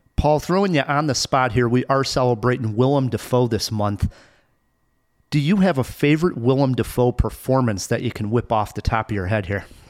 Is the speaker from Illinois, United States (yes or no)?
yes; Chicago, Illinois, United States; I'm a Chicagoan